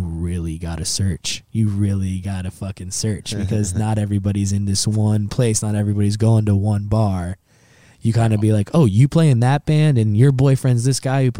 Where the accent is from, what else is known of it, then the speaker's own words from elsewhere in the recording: Virginia, United States; I love bluegrass. I'm from Virginia. That shit is in my blood